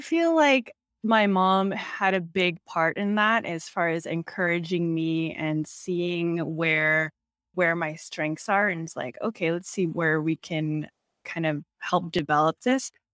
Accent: Torrance, California, United States; I grew up in Torrance, California, which is a suburb just, like, thirty minutes outside of Los Angeles

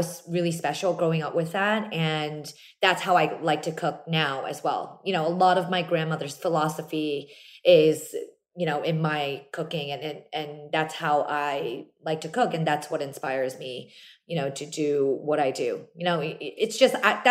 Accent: New Jersey, United States; Very, very small Korean community growing up in South Jersey

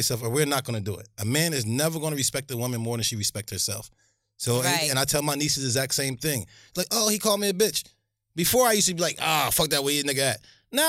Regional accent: Linden, New Jersey, United States; when I grew up in Linden

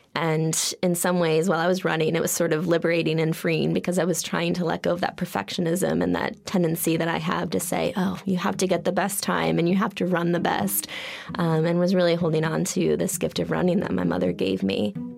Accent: Holliston, Massachusetts, United States; I grew up outside of Boston, Massachusetts.

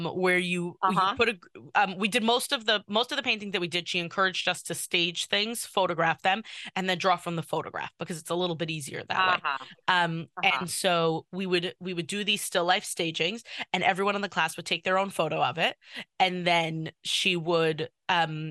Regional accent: New York City, New York, United States; I'm from Kew Garden Hills, but I went to Tag for high school

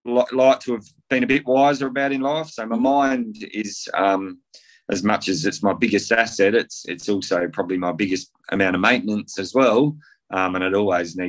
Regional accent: Loxton, South Australia, Australia; I grew up in South Australia on a country farm in the Riverland in a place called Loxton.

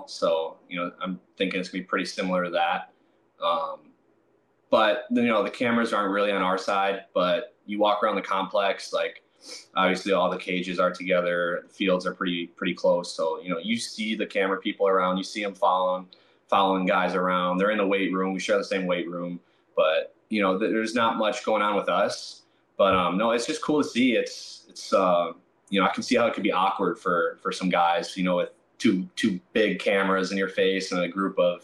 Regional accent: Milwaukee, Wisconsin, United States; my hometown team, the Brewers

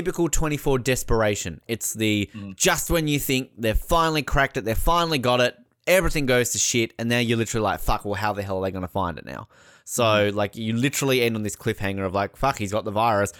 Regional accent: Australia; I'm Australian

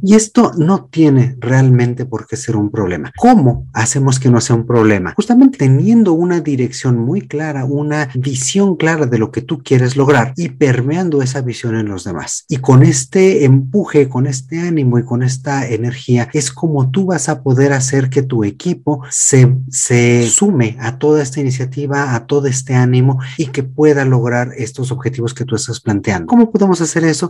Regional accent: Mexico; aquí en México

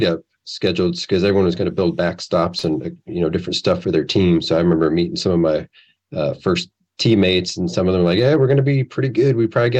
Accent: Iowa, United States; moved away as an adult; also born or lived in Arizona / Quad Cities; now in Nashville, United States; I grew up in Iowa and moved around and was out in Arizona for a little bit and moved here in 2010 to the Nashville area.

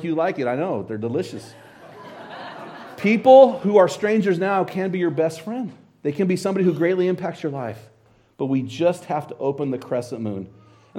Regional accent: Hayden, Idaho, United States; I'm from Hayden, Idaho.

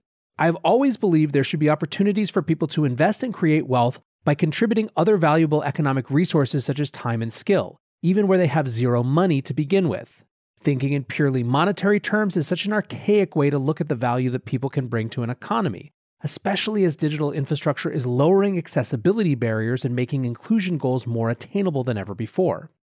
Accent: Philippines; English is a second language; I am from the Philippines, born and raised, and over here just 23% of adults have a bank account.

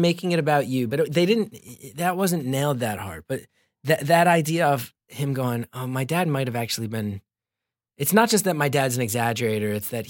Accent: Northern New Jersey, United States; moved away as an adult; also born or lived in Los Angeles; I'm from Northern New Jersey, a place that a lot of people look down on and make fun of.

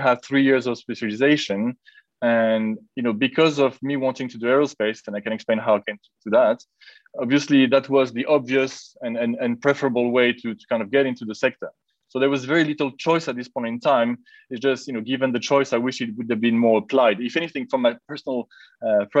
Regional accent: Nice, Provence-Alpes-Côte d'Azur, France; moved away as an adult; also born or lived in England; now in Lisbon, Portugal; I'm originally from Nice in the south of France

